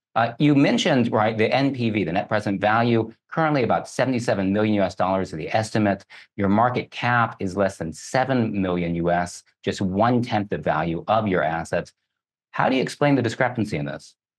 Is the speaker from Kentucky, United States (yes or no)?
yes; Kentucky, United States; I grew up in Kentucky, so, uh, grew up around horses